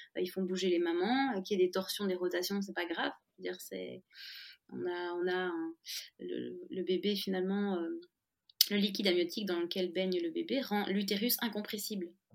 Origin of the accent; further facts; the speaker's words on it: France; now in Belgium; je suis française, mais je vis en Belgique